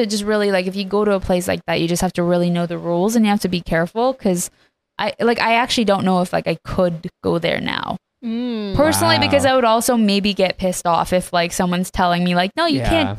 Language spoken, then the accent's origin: English; Vancouver, British Columbia, Canada; moved away as an adult; also born or lived in Iran; now in Los Angeles, United States; Well, I was born in Iran and moved to Canada when I was 7 and then to LA in, I believe it was 2020.